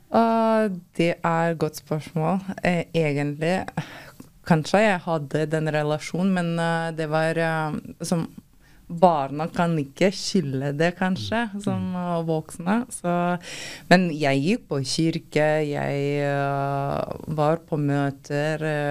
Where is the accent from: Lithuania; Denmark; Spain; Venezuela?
Lithuania; Norwegian is a second language; moved away as an adult; now in Norway; Jeg kom fra Litauen uh, for fem år siden